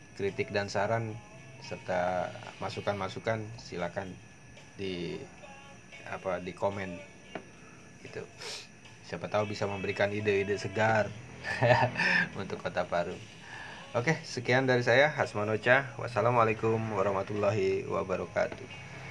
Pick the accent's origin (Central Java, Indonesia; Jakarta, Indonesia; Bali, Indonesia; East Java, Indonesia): Jakarta, Indonesia; now in Parung, Indonesia; gua sendiri dari Jakarta.